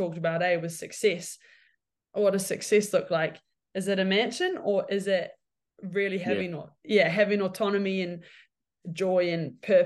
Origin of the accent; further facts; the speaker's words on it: Cambridge, Waikato, New Zealand; I'm Cambridge High